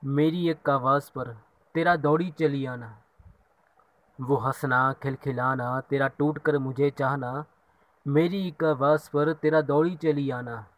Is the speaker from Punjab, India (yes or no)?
yes; Ludhiana, Punjab, India; मैं लुधियाना पंजाब से हूँ